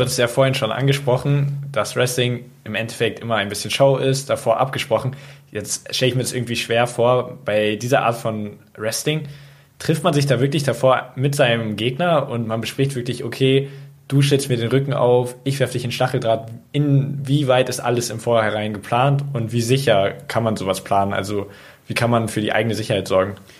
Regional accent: Munich, Bavaria, Germany; Ich selber habe ja in München ich lebe auch in München, auch als Jugendlicher

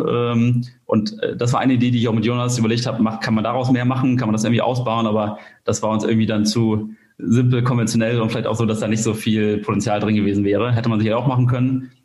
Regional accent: Kiel, Schleswig-Holstein, Germany; komme aus Kiel

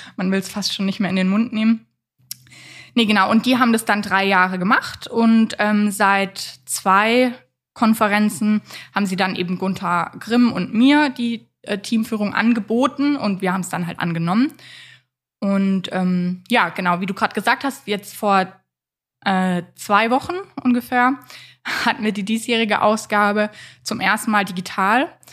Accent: Freiburg, Baden-Württemberg, Germany; also born or lived in Waldkirch; Aufgewachsen bin ich tatsächlich in größten Teilen in Freiburg

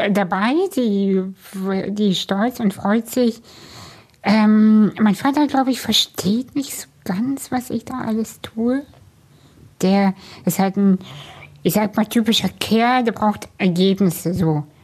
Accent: Kazakhstan; moved away; ich komme aus einer Arbeiterfamilie, wir sind aus Kasachstan emigriert.

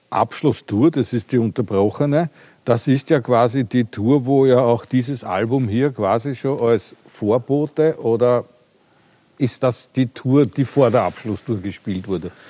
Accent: Austria; Ich bin aus Österreich.

